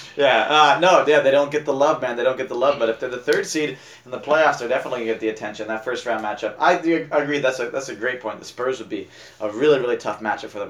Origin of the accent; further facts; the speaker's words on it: Northeast, United States; I grew up in the Northeast. I grew up a Celtics fan all the way.